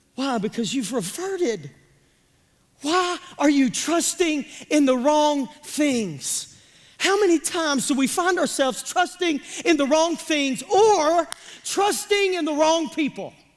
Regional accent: Pemiscot County, Missouri, United States; I'm from Pemiscot County, Missouri

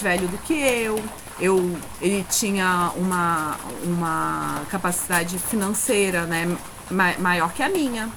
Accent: Pará, Brazil; also born or lived in Urucará, Amazonas; now in Rio de Janeiro, Brazil; dividida entre ser paraense, que é onde eu fui criada, onde eu vivi a maior parte do tempo

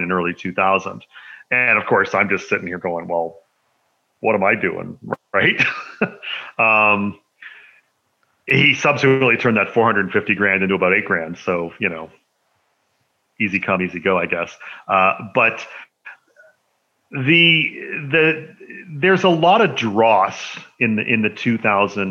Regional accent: Canada; people don't know I'm Canadian.

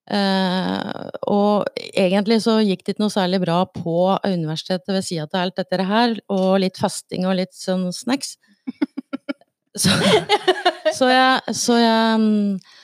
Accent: Raufoss, Innlandet, Norway; jeg er jo fra Raufoss

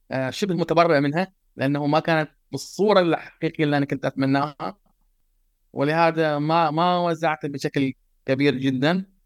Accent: Tarut, Eastern Province, Saudi Arabia; born there; … إنسان من المملكة العربية السعودية آه عربي آه من مواليد جزيرة تاروت آه شرق المملكة العربية السعودية

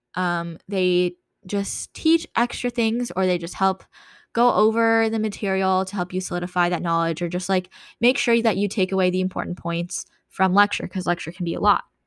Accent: California, United States; moved away as an adult; growing up in California

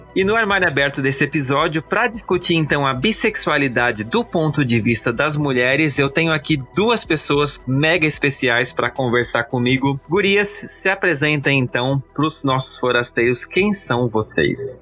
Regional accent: Blumenau, Santa Catarina, Brazil; eu e o Marcele, a gente é de Blumenau

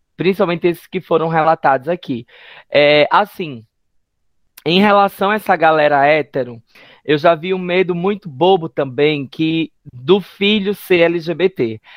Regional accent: Northeast Region, Brazil; enquanto LGBTs, enquanto nordestinos

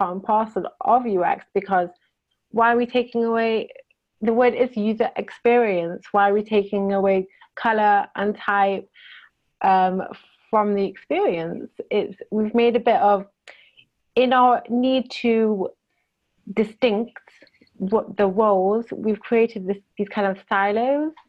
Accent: Manchester, North West England, United Kingdom; moved away as an adult; now in Israel; I'm originally from the UK, from Manchester

